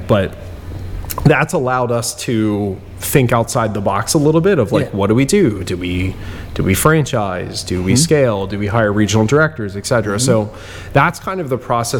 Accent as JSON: {"language": "English", "town": "Bristol", "region": "Pennsylvania", "country": "United States", "tie": "born or raised there", "said": "Growing up in Bristol Borough"}